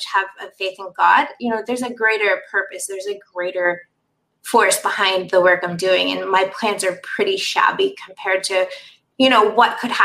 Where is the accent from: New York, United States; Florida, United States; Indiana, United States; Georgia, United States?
Florida, United States; Orlando; moved away as an adult; now in Thailand; I was born there in Orlando